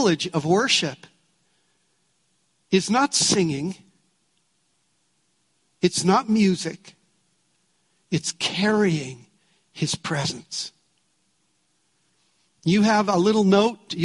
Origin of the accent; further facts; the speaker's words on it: Canada; We're from Canada